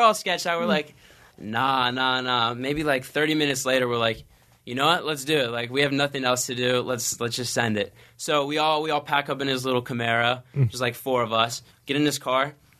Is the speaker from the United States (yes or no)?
yes; Pasadena, California, United States; I mean, I was born in Pasadena, grew up here. I just moved around a lot because my dad's in the Navy.